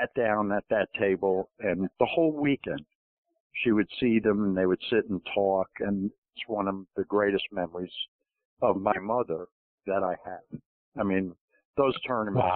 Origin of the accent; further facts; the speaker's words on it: New York, United States; I grew up in New York, and I was a huge Yankees fan.